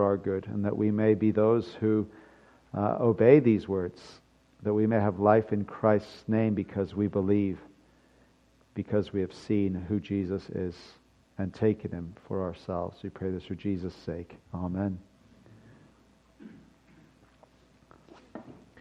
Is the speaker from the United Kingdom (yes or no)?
yes; United Kingdom; being British